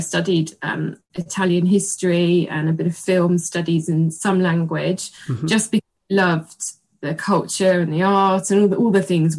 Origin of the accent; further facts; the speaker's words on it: Berkshire, South East England, United Kingdom; moved away as an adult; now in London, United Kingdom; because I'm married an Italian. Mm-hmm. I'm British and I've lived in London for 16 years, but I'm actually from a small Berkshire village, which is in the south of England.